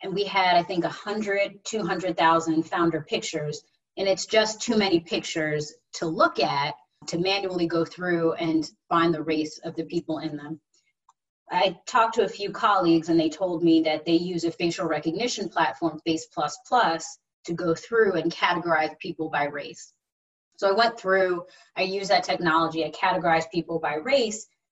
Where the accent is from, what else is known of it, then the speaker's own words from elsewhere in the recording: New Jersey, United States; I'm originally from New Jersey, and I've always loved New York City. I grew up about an hour away from there